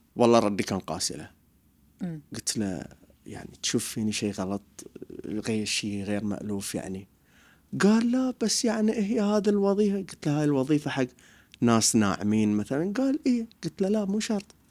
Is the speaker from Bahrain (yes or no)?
yes; Bahrain; انا حلاق بحريني